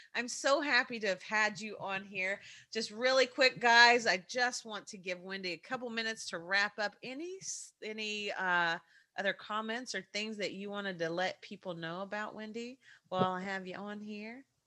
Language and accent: English; Kentucky, United States; accent: Kentucky; my Kentucky accent